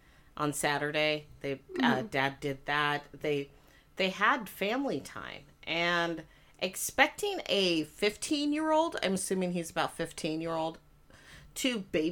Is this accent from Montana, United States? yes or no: yes; Missoula, Montana, United States; born or raised there